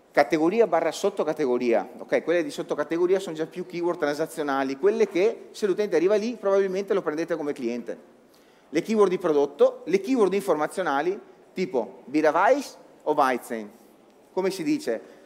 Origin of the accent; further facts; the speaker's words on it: Veneto, Italy; sono veneto